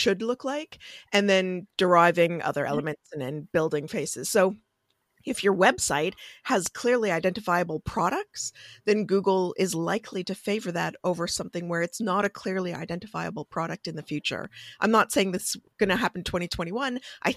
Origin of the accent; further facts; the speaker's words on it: Canada; I'm Canadian